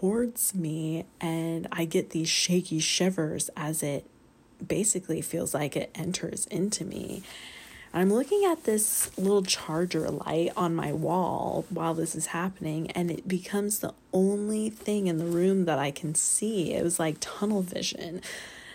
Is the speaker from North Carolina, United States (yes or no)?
yes; North Carolina, United States; I'm from North Carolina